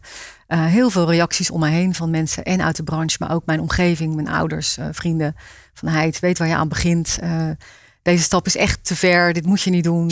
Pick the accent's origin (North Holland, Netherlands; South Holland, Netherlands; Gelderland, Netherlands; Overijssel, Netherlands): South Holland, Netherlands; Rijpwetering; moved away; Ik kom uit Rijpetering